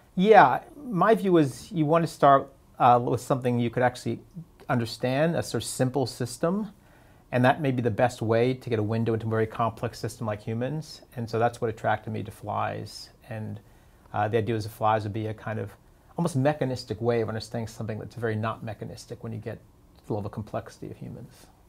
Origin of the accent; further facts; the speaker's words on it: East Coast, United States; moved away; also born or lived in Urbana, Illinois; I grew up in the East Coast